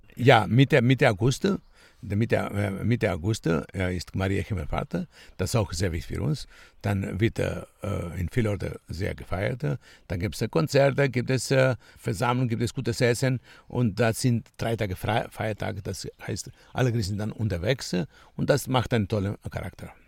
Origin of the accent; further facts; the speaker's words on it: Kritsa, Crete, Greece; German is a second language; Ich komme aus Kritza, ich bin Kreta geboren und ich bin Fremdenführer von Beruf